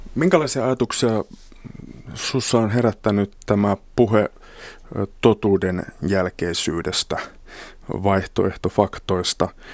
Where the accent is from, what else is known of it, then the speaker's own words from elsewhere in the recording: Kemijärvi, Lapland, Finland; lapsuudessani Kemijärvellä Lapissa ei juuri saamelaisten historiasta tai kulttuurista puhuttu